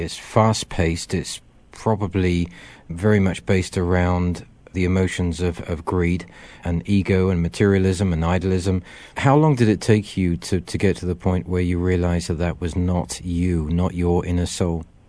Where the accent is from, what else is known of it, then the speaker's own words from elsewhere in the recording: Wiltshire, South West England, United Kingdom; moved away; I come from Wiltshire